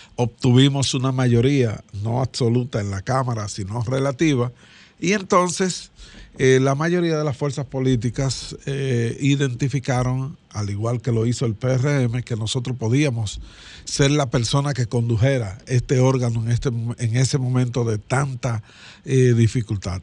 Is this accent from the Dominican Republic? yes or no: yes; Dominican Republic; la pandemia que vivíamos los dominicanos y dominicanas